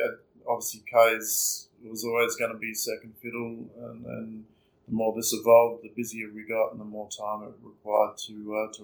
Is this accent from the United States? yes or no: no; Margaret River, Western Australia, Australia; childhood growing up in Margaret River was truly unique